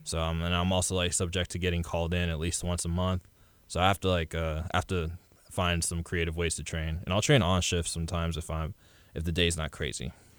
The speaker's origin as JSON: {"language": "English", "town": "Webster", "region": "Texas", "country": "United States", "tie": "born or raised there", "said": "I grew up in Webster"}